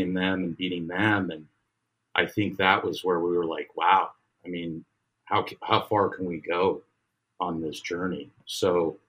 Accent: Salt Lake City, Utah, United States; I grew up in Salt Lake City

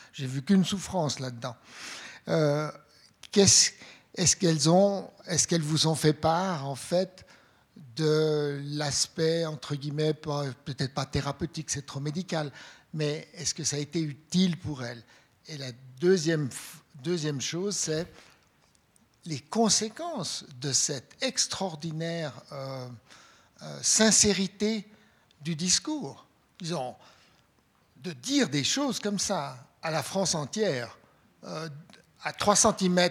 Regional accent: Switzerland; je suis blanc, euh, je suis suisse

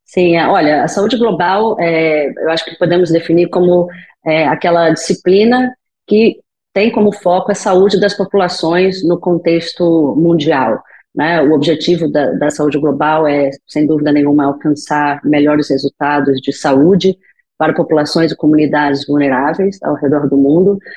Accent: Rio de Janeiro, Brazil; moved away; eu sou é, brasileira, natural do Rio de Janeiro, meu sotaque não escuta não esconde

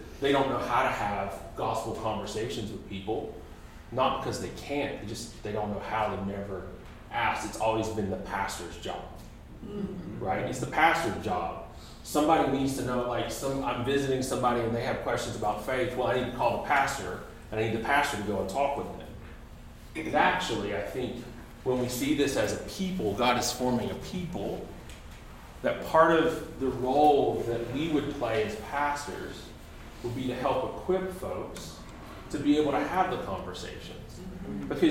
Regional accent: United States

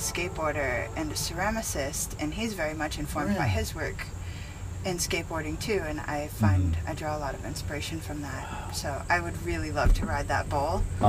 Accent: Canada

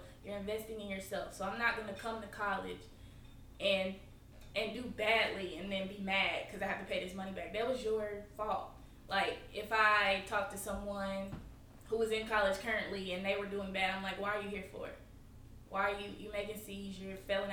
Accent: Burlington, North Carolina, United States; I'm from North Carolina, Burlington

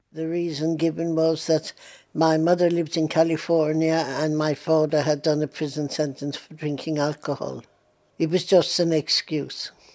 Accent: Ireland; now in London, United Kingdom; I still look on Ireland as my home. I am an Irish patriot

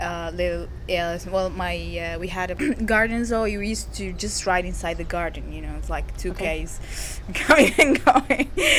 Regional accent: Syria; moved away as an adult; now in Spain; That's my real name, 100%. I was born in Syria, born and raised. Till I was around 21 years old, I traveled to Spain.

